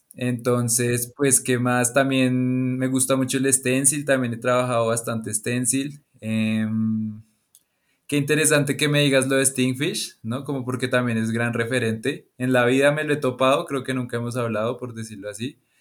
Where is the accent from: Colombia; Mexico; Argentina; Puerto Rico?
Colombia; Bogotá; now in Tabio, Colombia; soy de Bogotá, Colombia